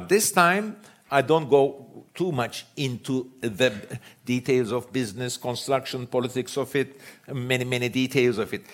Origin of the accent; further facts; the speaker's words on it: Istanbul, Turkey; I grew up in Istanbul